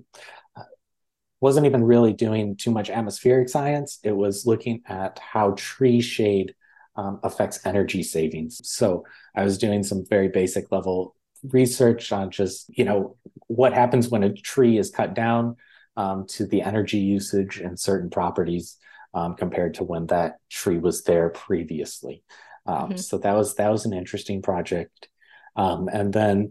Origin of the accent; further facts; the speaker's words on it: West Michigan, United States; moved away as an adult; also born or lived in Maryland; growing up in West Michigan